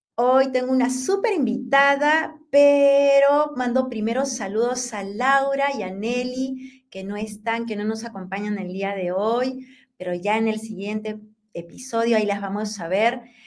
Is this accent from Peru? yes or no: yes; Peru; yo soy peruana, así que en Perú decimos enamorado.